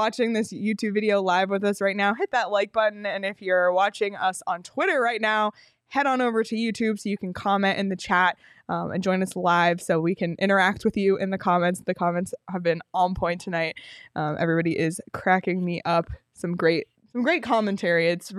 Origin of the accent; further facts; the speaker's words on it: Toronto, Ontario, Canada; But so I'm literally from Toronto and it's still really fun to, make these jokes.